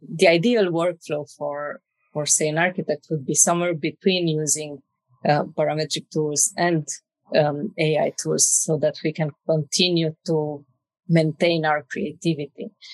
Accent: Romania; moved away as an adult; also born or lived in Dublin, Ireland; now in Spain; I'm originally from Romania

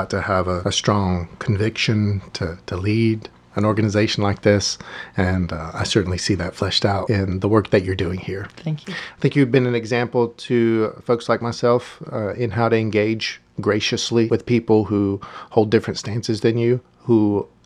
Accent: Barstow, California, United States; born there; Did you know I was born in California?

